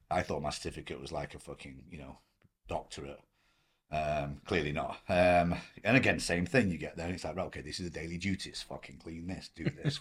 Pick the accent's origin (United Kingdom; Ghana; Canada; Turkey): United Kingdom; Blackpool, North West England; moved away as an adult; also born or lived in Manchester / Hong Kong; now in Los Angeles, United States; I grew up in Blackpool